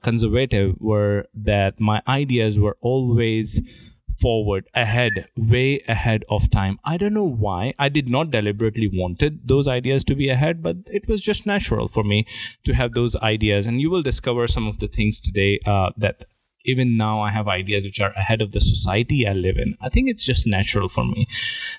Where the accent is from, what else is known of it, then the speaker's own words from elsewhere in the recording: India; my parents thought being good Indian, you're supposed to rank very high in exams